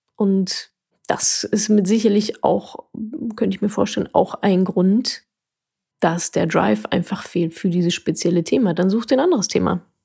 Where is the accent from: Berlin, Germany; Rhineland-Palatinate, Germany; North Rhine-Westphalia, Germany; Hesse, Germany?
North Rhine-Westphalia, Germany; Ruhr area; ich komme aus dem Ruhrgebiet